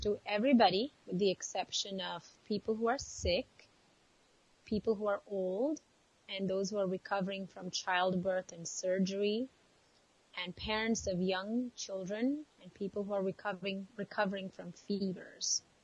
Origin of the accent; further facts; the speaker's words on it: India; growing up in India